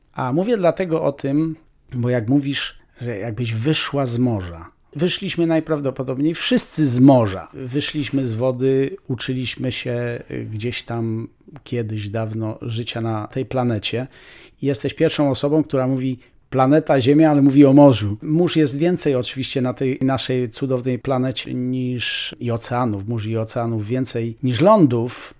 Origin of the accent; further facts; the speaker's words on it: Polish highlands, Poland; ja jestem góralem z dziada, pradziada.